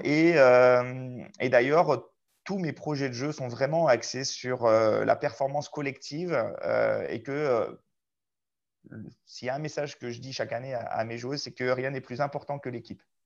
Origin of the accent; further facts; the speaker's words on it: Albertville, Auvergne-Rhône-Alpes, France; moved away as an adult; also born or lived in Chambéry / Clermont-Ferrand / Mios / Saintes; now in Saint-Junien, France; je suis né euh, à Albertville, en Savoie